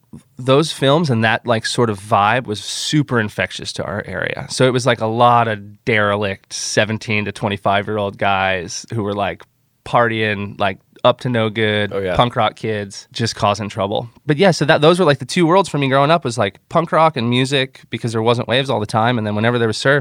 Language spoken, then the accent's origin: English; Gulf Coast, United States; moved away as an adult; so growing up in the Gulf, when I was about 18, I moved out to California for like 6 months to do the Jimmy Buffett World Longboard Tour.